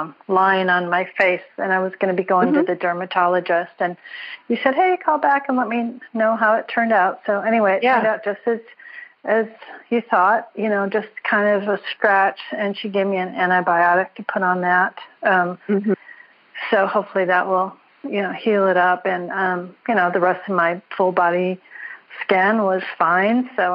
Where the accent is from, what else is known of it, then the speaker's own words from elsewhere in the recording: Minnesota, United States; now in Carlsbad, United States; I grew up in Minnesota, so I went through those same blizzards you did.